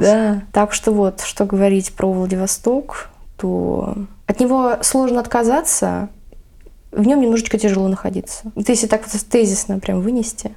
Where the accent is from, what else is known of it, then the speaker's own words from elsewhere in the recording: Vladivostok, Primorsky Krai, Russia; я в детстве росла на Чуркине